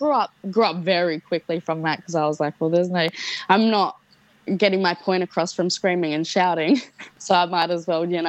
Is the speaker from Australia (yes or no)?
yes; Esperance, Western Australia, Australia; moved away; my hometown in Esperance.